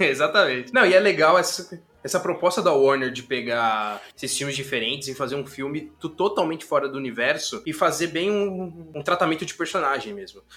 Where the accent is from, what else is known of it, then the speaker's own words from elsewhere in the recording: São Paulo, Brazil; a gente é de São Paulo